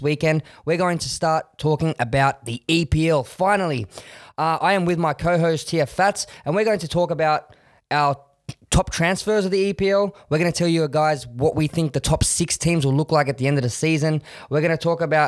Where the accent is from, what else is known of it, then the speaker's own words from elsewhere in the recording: Australia; I think it's exciting being Australian